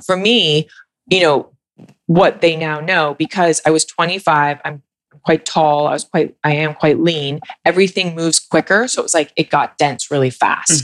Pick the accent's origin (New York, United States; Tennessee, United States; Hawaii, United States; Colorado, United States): New York, United States; I'm from New York